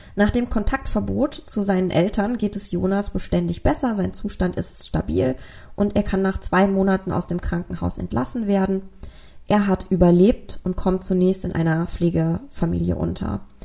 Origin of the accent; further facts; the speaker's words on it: Germany; bei uns in Deutschland